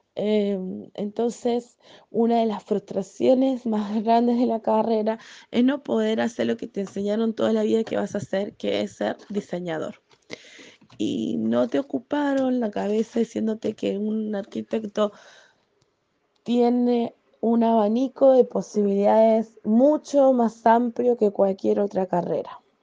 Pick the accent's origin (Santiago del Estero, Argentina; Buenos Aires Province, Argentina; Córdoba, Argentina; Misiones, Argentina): Buenos Aires Province, Argentina; Necochea; also born or lived in San Juan / Mar del Plata; soy argentina